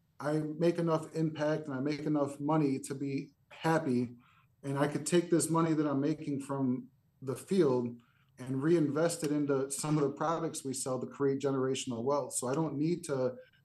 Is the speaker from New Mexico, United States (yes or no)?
no; Chicago, Illinois, United States; I grew up in a little bit of a rough neighborhood in Chicago